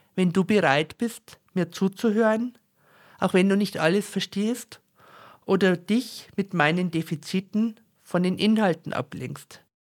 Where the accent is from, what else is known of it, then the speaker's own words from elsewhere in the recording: Bavaria, Germany; accent: very Bavarian dialect; mit meinem sehr bayerischen Dialekt